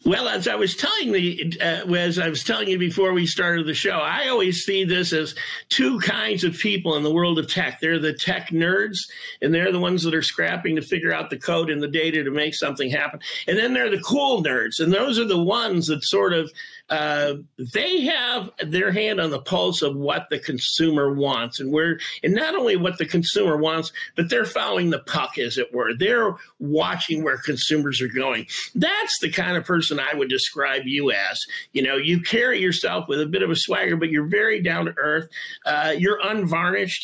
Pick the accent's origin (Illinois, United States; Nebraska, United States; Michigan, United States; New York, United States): Michigan, United States; Detroit; I'm from Detroit